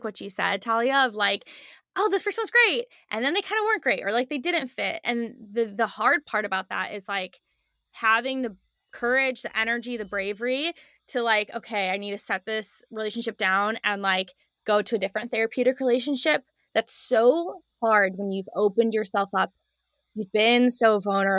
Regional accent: Chicago, Illinois, United States; moved away as an adult; now in Texas, United States; I'm originally from Chicago, was in Chicago

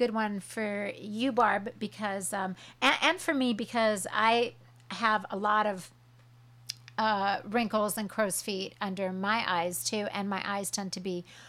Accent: Huntington Beach, California, United States; I'm from Huntington Beach, and I grew up watching her.

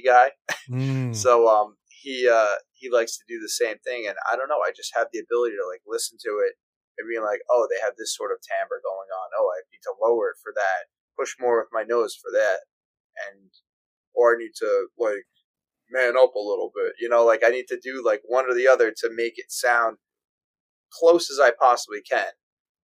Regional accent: Long Island, New York, United States; also born or lived in Florida; Grew up in New York, moved to Florida for 2 years when I was young. My parents moved us back, and been here ever since

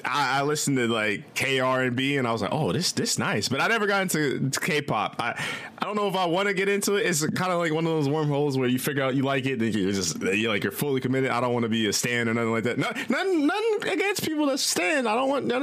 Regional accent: Midwest, United States; I'm from the Midwest

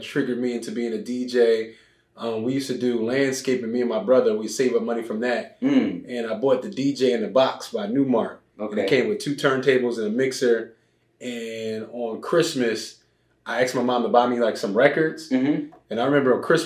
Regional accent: Philadelphia, Pennsylvania, United States; moved away as an adult; now in Los Angeles, United States; Born and raised Philadelphia.

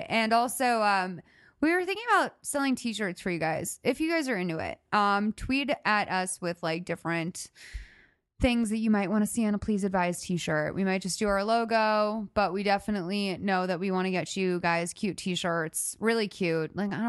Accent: United States; I like a little bit of money. I'm American.

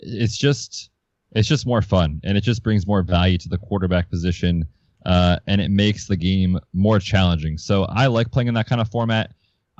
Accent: Hershey, Pennsylvania, United States; now in Vermont, United States; I grew up right around Hershey, Pennsylvania.

